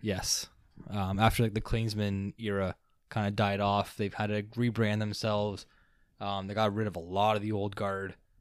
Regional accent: Canada; we are a Canadian.

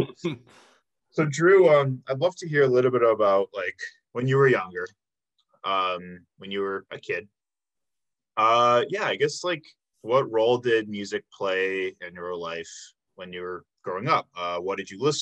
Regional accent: south suburbs of Chicago, Illinois, United States; moved away as an adult; now in Milwaukee, United States; I'm actually originally from the south suburbs of Chicago. But I came up here for school 7 years ago.

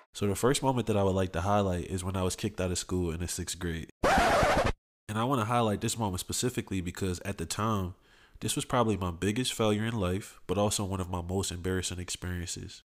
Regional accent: Philadelphia, Pennsylvania, United States; I grew up in Southwest Philly

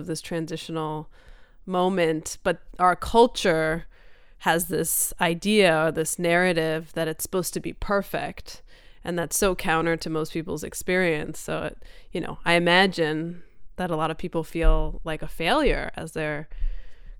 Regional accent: Denmark; I'm from Denmark

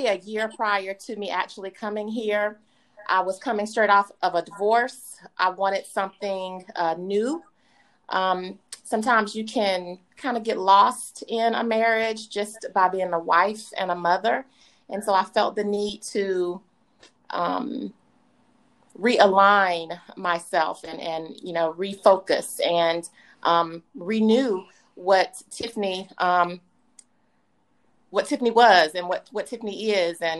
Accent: Georgia, United States; moved away as an adult; also born or lived in South Carolina; now in United Arab Emirates; Born and raised in Georgia by way of South Carolina

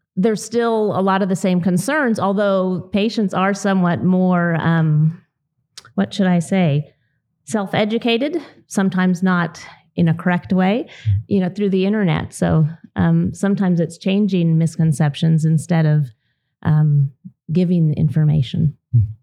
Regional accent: Southern California, United States; moved away as an adult; now in Idaho, United States; I grew up in Southern California on a dairy

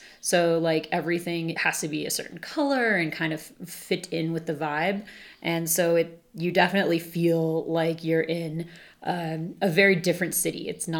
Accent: Santa Fe, New Mexico, United States; also born or lived in Santa Barbara; Yeah, so I grew up here in Santa Fe

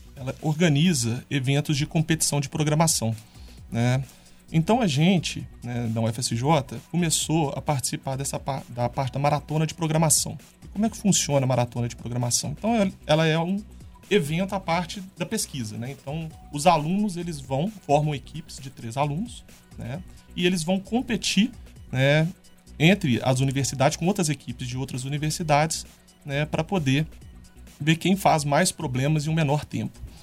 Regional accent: São João del-Rei, Minas Gerais, Brazil; Eu também sou de São João

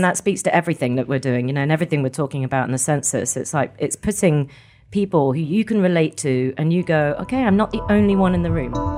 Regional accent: Scotland, United Kingdom; we're Scottish

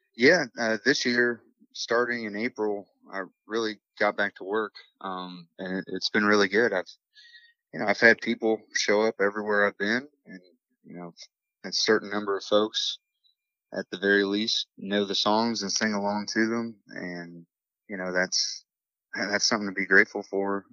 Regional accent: Morgantown, West Virginia, United States; I'm from Morgantown, West Virginia, born and raised

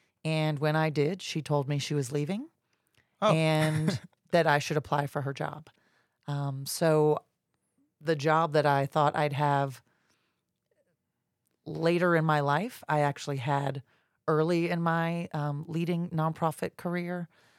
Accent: Jacksonville, Florida, United States; also born or lived in Georgia; I'm a Jacksonville native. I grew up in Jacksonville, moved away and lived in Georgia for about 10 years, came back to Jacksonville about 20 years ago.

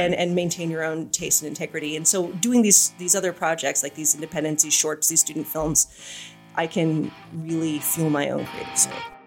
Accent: Arcadia, California, United States; also born or lived in New York / Tel Aviv; I'm a Los Angeles native. Uh, I grew up in Arcadia, which is east of Pasadena, so the San Gabriel Valley, the other valley.

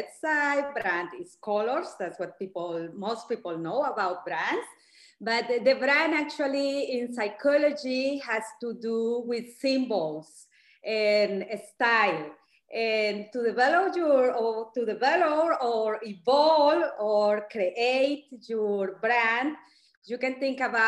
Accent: Cali, Valle del Cauca, Colombia; moved away as an adult; also born or lived in Bogota, Colombia / Berlin, Germany; I started modeling in my hometown, Cali, Colombia.

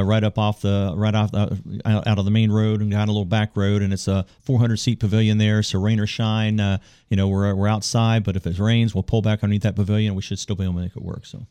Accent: Parkersburg, West Virginia, United States; moved away; I'm from Parkersburg

